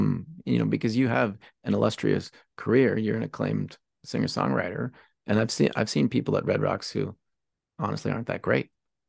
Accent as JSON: {"language": "English", "town": "Pittsburgh", "region": "Pennsylvania", "country": "United States", "tie": "born or raised there", "moved": "yes", "said": "I'm from Pittsburgh and then I lived in San Francisco. And now in a few years, I'll have spent more time away from the place where I'm from than I ever lived there."}